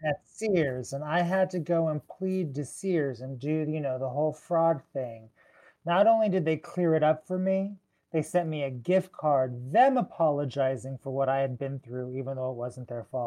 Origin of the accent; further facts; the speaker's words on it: Southern California, United States; I grew up in Southern California